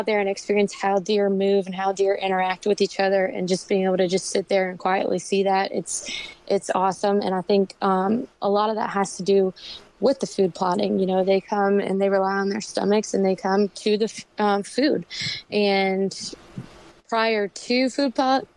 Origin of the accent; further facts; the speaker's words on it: Fredericksburg, Virginia, United States; moved away as an adult; I actually was born and raised in Fredericksburg, Virginia, and I just recently moved here with my boyfriend about a year ago now